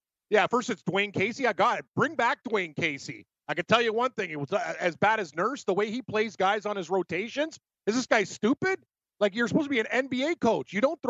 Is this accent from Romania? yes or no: no; Toronto, Ontario, Canada; also born or lived in Las Vegas; I told them I was from Toronto.